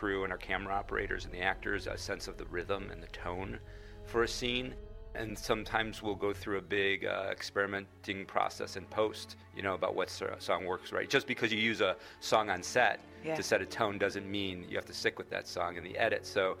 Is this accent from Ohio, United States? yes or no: yes; Cleveland, Ohio, United States; Yeah, I mean, we grew up in Cleveland.